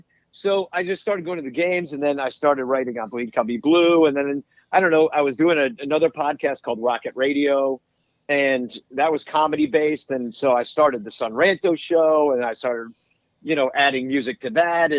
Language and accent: English; Arlington Heights, Illinois, United States; also born or lived in New York; now in Chicago, United States; I grew up in Arlington Heights